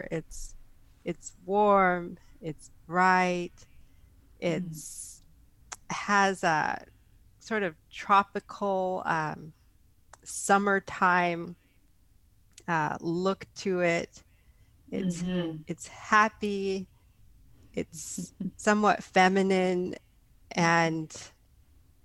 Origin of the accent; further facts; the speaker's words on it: San Jose, California, United States; I hail from San Jose, California, born and raised in the Bay Area